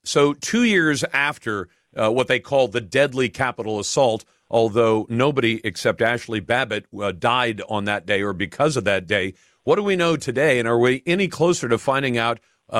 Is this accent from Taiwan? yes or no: yes; Taiwan; born there; Eric, you may have heard me say I was born in Taiwan. My parents were American. They're both passed away. But I was born in Taiwan.